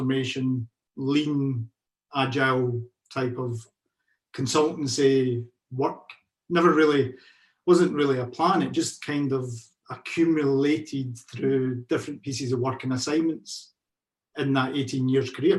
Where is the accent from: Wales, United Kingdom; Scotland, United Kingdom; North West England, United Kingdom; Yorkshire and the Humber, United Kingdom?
Scotland, United Kingdom; Carluke; moved away as an adult; now in Glasgow, United Kingdom; I'm originally from the South Lanarkshire area. Carluke is my hometown.